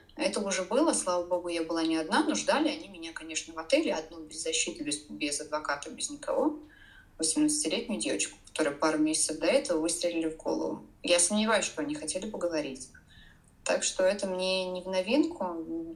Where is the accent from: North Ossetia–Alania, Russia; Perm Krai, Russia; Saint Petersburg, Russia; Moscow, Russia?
Saint Petersburg, Russia; first language Russian; moved away as an adult; now in Poland; в городе, который я люблю, в котором я родилась. А, я петербурженка в пятом поколении